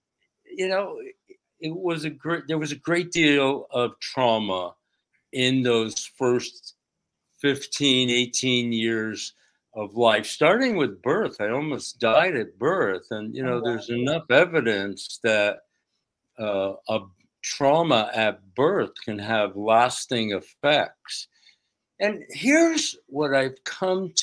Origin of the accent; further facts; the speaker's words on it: outside of New York City, United States; I grew up outside of New York City in a state tenement building